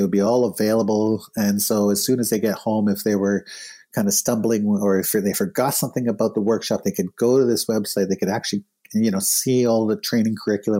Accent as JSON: {"language": "English", "town": "Winnipeg", "region": "Manitoba", "country": "Canada", "tie": "born or raised there", "said": "We did it in Winnipeg, my hometown."}